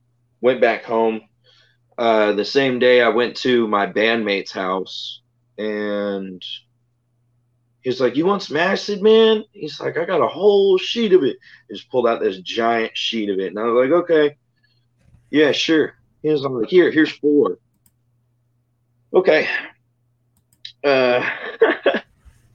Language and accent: English; Jones Creek, Texas, United States; now in Freeport, United States; driving through from Jones Creek, which was my hometown, to Freeport, which is where I am right now.